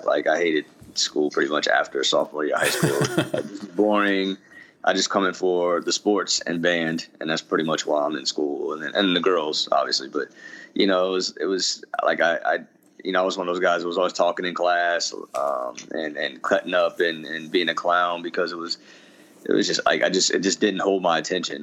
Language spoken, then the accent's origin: English; Yonkers, New York, United States; also born or lived in Mount Vernon, New York; where i grew up in, in mount vernon and yonkers